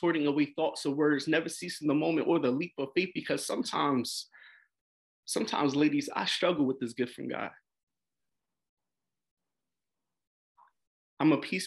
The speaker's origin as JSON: {"language": "English", "town": "Philadelphia", "region": "Pennsylvania", "country": "United States", "tie": "born or raised there", "said": "I'm 30 years old, born and raised in Philadelphia"}